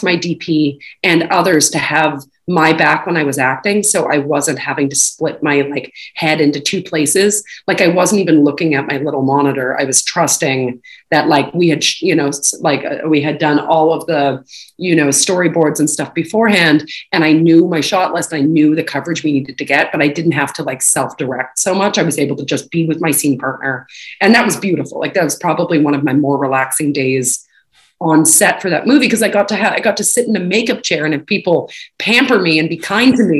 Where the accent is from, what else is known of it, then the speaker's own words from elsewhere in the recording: Canada; moved away; when I grew up and went to school, you know, high school in Canada